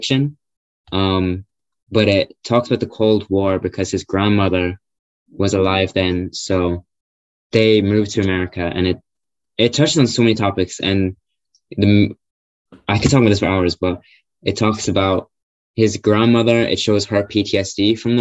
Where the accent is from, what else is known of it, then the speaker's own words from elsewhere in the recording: Ireland; I'm Irish, lived in Ireland my whole life